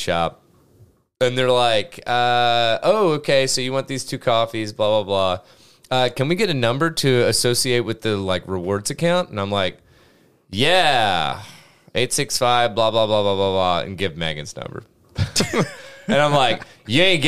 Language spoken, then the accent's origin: English; Grainger County, Tennessee, United States; I grew up in Granger County, and we didn't have a Dollar Tree